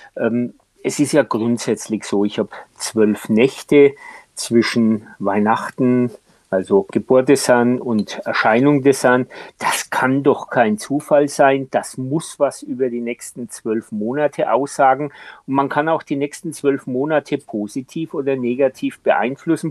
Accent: Franconia, Bavaria, Germany; ich als Franke

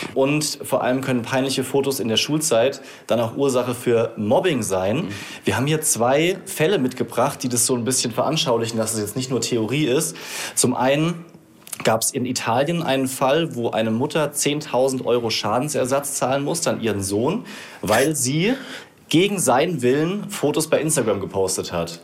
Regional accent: Rhineland-Palatinate, Germany; ich habe dann halt zu meinen Wurzeln zurückgefunden, weil ich komme aus der Pfalz

